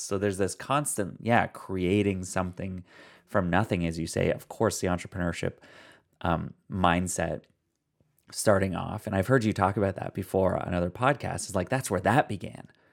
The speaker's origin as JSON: {"language": "English", "country": "Canada", "said": "I come from Canada, and, like, we don't wear hats up here"}